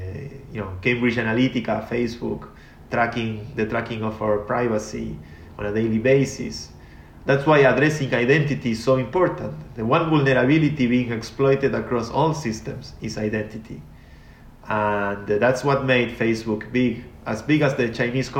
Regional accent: Argentina; I come from Argentina. I come from a poor country

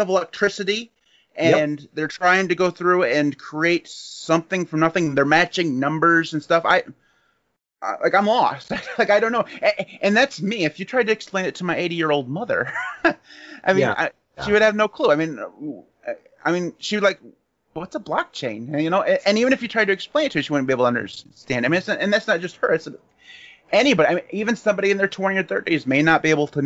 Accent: United States; I know I'm an American. I don't like talking bad about my people

